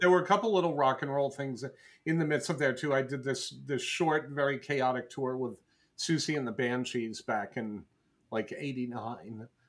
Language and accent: English; Cranston, Rhode Island, United States; moved away as an adult; also born or lived in Providence, Rhode Island / Las Vegas, Nevada; now in Seattle, United States; I grew up in Bristol and in Cranston, Rhode Island